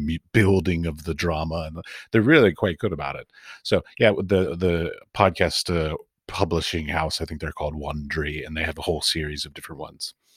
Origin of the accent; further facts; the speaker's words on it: United States; moved away as an adult; also born or lived in Middle East; now in Europe; I'm from America. I've lived in the Middle East, and I now live in Europe